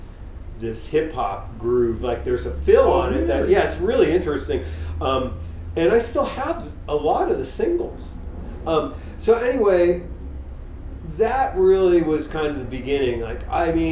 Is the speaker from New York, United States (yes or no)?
no; South San Francisco, California, United States; I grew up in South San Francisco